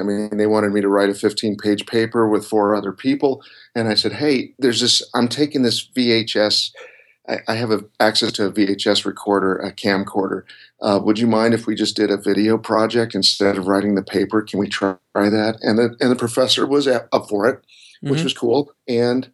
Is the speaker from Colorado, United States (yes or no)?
yes; Colorado, United States; moved away as an adult; also born or lived in Florida; I grew up in Colorado, and I went to school at the University of Colorado